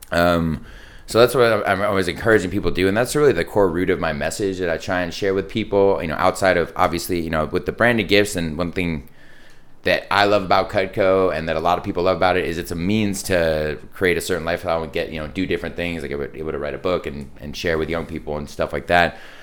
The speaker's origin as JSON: {"language": "English", "town": "San Diego", "region": "California", "country": "United States", "tie": "born or raised there", "also_born_or_lived": "East Coast", "said": "I grew up in Carmel Valley"}